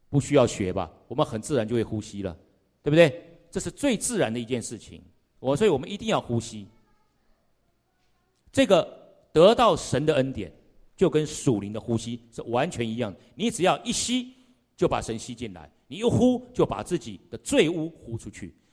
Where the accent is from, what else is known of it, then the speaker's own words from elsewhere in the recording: Wutai, Pingtung County, Taiwan; 我刚刚讲说我从屏东来的，啊，从屏东来的这个从山上这个雾台